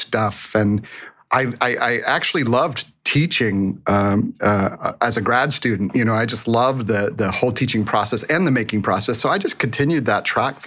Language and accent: English; Boerne, Texas, United States; I was raised in Texas